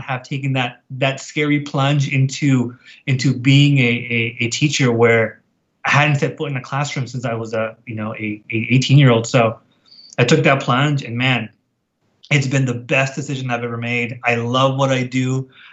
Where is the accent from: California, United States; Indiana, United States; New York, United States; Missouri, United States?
California, United States; National City; I grew up in National City